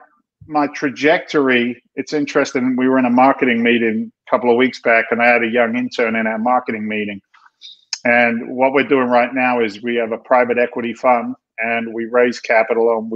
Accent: London, United Kingdom; now in United States; I'm an immigrant to this country. I came from England in back in 1986. I was born in London.

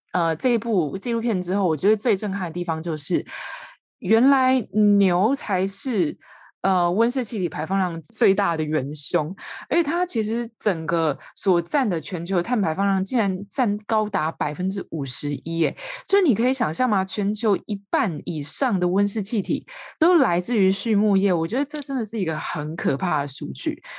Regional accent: Taiwan; 身为台湾人

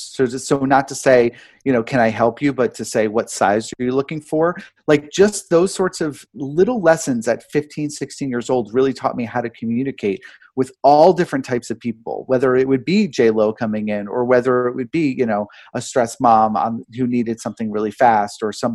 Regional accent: New York, United States; I grew up here in New York

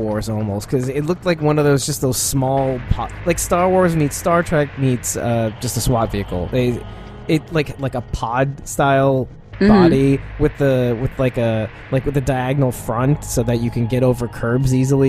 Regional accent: New York, United States; I'm so New Yorker.

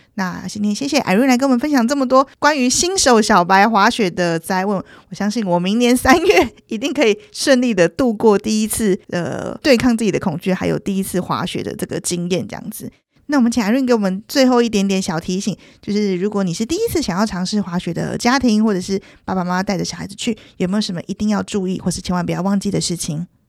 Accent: Taiwan; 我们台湾人好像很常就是讲他的中文名字叫星野

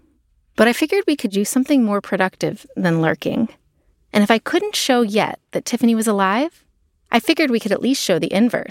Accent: the South, United States; accent: Southern; moved away; Also, you may notice a change in my accent. I was born and raised in the South, and the more time I spend there, the more I slip back into that way of talking. The y'alls are real, y'all.

